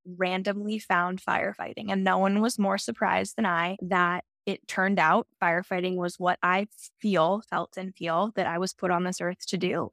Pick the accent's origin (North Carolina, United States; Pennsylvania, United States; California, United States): Pennsylvania, United States; Centre County; I grew up smack in the middle, in Center County, right in the middle of the state